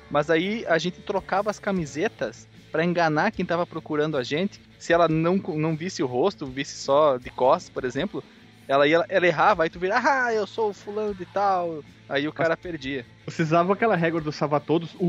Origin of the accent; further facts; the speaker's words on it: Barbacena, Minas Gerais, Brazil; Lá na minha cidade, em Barbacena, quando a pessoa te via, ela tinha que gritar o teu nome.